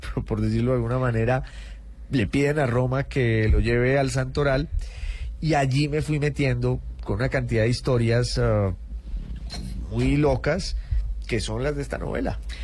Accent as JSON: {"language": "Spanish", "town": "Popayán", "region": "Cauca", "country": "Colombia", "also_born_or_lived": "Bogotá / United Kingdom / Italy (mother's side)", "moved": "as an adult", "said": "soy de Popayán"}